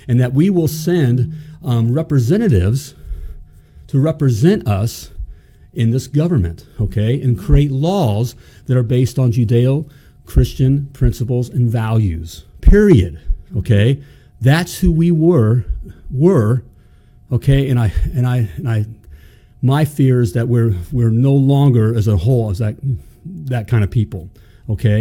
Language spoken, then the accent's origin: English; United States; I was born in the United freaking States of America